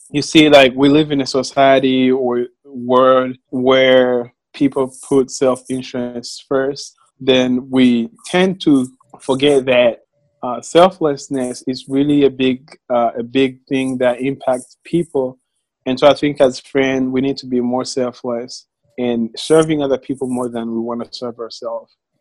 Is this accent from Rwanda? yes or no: yes; Rwanda; moved away as an adult; now in Little Rock, United States; I uh, right now live in Little Rock, Arkansas, but I'm from Rwanda.